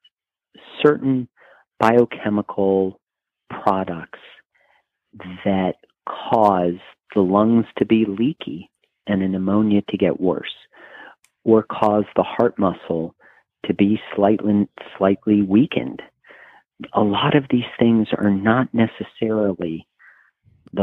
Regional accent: New Orleans, Louisiana, United States; moved away; I'm originally from New Orleans

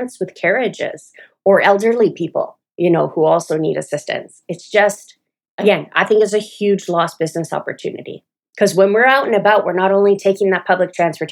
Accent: Toronto, Ontario, Canada; moved away as an adult; also born or lived in Atlanta, Georgia; now in Smyrna, United States; I'm Canadian, and when I go home to Toronto

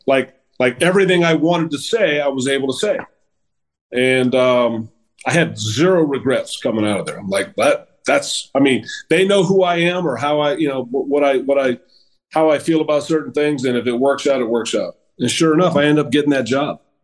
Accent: Hayward, California, United States; I grew up in Hayward, which is uh, about 10 miles from Oakland

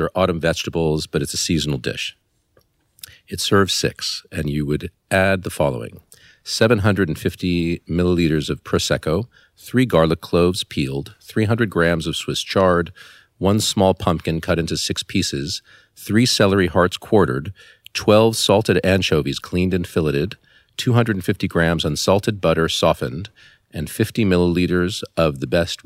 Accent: Los Angeles, California, United States; moved away as an adult; I was born in Los Angeles, California, where I spent my first 18 years, really not leaving at all. And I grew up in the Beverly Hills part of Los Angeles

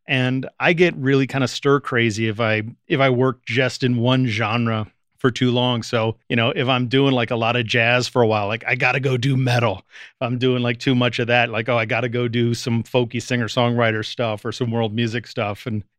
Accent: Washington, District of Columbia, United States; born there; also born or lived in Richmond / Boston / Canada / Seattle; You know, I was born in Washington, D.C., lived in Richmond, Virginia, lived in Boston, lived in Canada, Seattle, England, L.A.

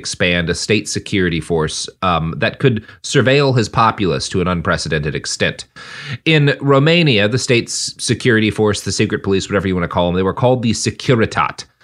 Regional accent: Boston, Massachusetts, United States; accent: Boston; based on my my incredible Boston accent. So I, I want to just play that for everyone right now as a little treat. … from Boston.

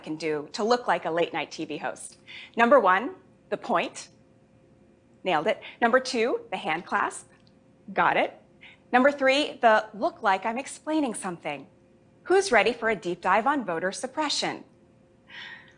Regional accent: Jamaica; I was born in Jamaica. My whole family is Jamaican

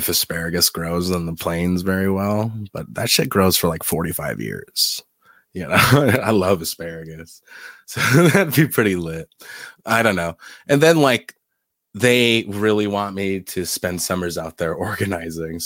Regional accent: South Dakota, Midwest, United States; now in Michigan, United States; I'm from the Midwest

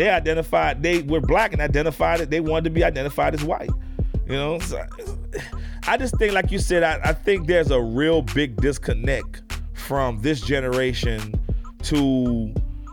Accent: New Orleans, Louisiana, United States; now in Houston, United States; when I moved from New Orleans to Houston, I had never seen a Mexican a day in my life, ever. All I saw was Black and white growing up in New Orleans.

